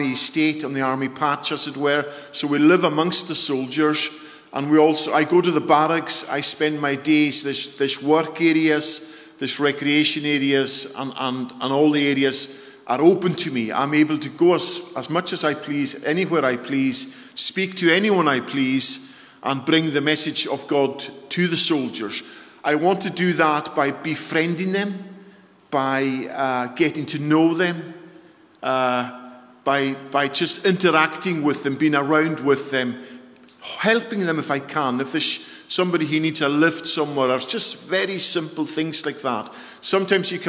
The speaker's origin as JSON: {"language": "English", "area": "Isle of Lewis", "region": "Scotland", "country": "United Kingdom", "also_born_or_lived": "Surrey", "moved": "yes", "said": "I come from the Isle of Lewis. I hope you're able to understand my dulcet tones and my accent."}